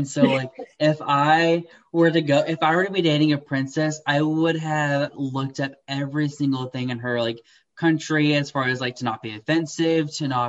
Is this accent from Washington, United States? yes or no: no; Texas, United States; I'm an American. I grew up in Texas.